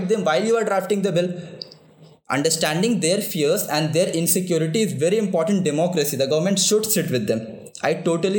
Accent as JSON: {"language": "English", "region": "Bihar", "country": "India", "said": "I come from Bihar, and my ancestors have also"}